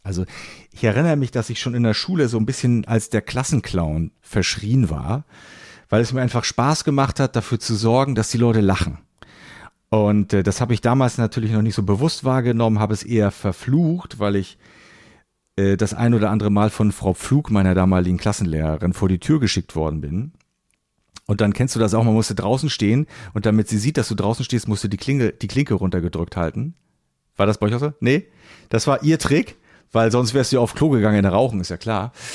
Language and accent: German; Rostock, Mecklenburg-Vorpommern, Germany; now in Hamburg, Germany; Schöne Grüße in meine alte Heimat